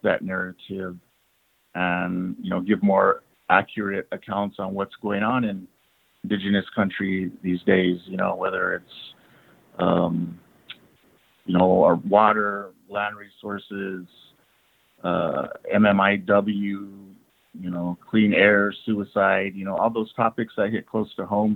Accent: Cochiti Pueblo, New Mexico, United States; now in Albuquerque, United States; I'm from the Pueblo lands of New Mexico, Cochiti Pueblo to be exact

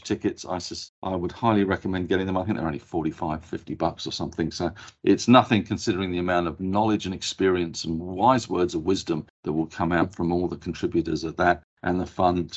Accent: England, United Kingdom; being English

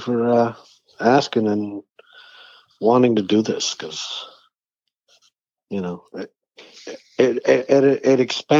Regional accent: Oakland, California, United States; born or raised there; also born or lived in Mexico / Los Angeles

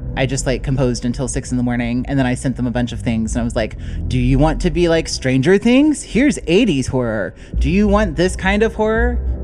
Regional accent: Kentucky, United States; I'm a composer from Kentucky

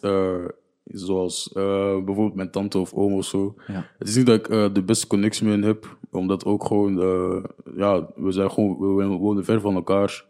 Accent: Niel, Flanders, Belgium; also born or lived in Burundi (ancestry); ik kom van Niel

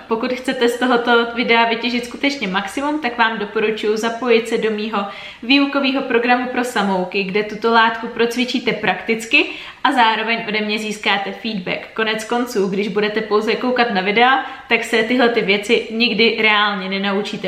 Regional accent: Czechia; jako Češi

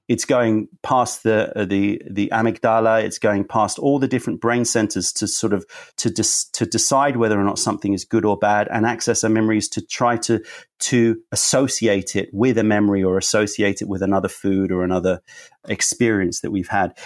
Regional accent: London, United Kingdom; also born or lived in United States; being a Londoner

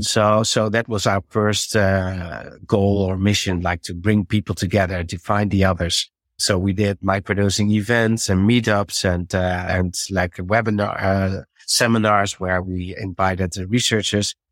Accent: Netherlands; English is a second language; I have to, uh, get used to the English, I have to switch because I'm from Holland.

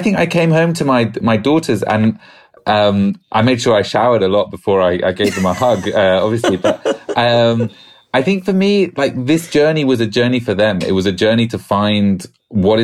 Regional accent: United Kingdom; accent: British; my British accent

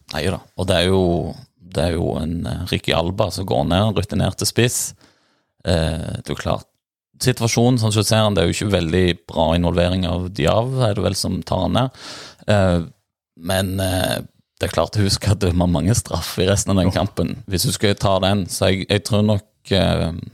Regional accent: near Bryne, Rogaland, Norway; folk spør hvor jeg er fra, og sier det nimmeste by er Bryne

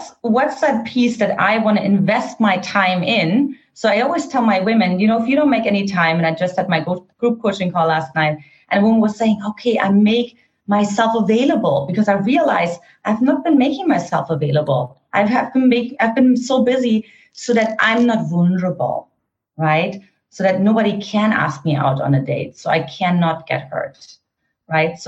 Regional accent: East Germany, Germany; English is a second language; moved away; I grew up in an Eastern German household, for those of you who couldn't detect my accent

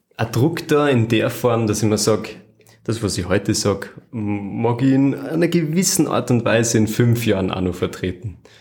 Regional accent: Flachgau, Salzburg, Austria; Aus einer Gegend, die nennt sich Nuster vom Hansberg mhm. und im Generellen aus dem Flachgau

